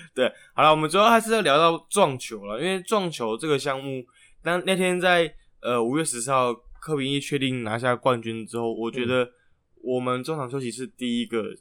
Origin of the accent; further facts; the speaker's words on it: Taipei, Taiwan; 在台北长大的小朋友应该，我们这个年代的应该是下课就会去同酒玩